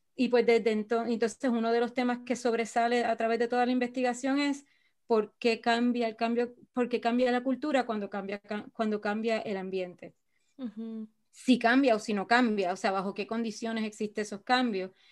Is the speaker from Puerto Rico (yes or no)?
yes; Puerto Rico; moved away as an adult; also born or lived in Israel; Yo me fui de Puerto Rico para Israel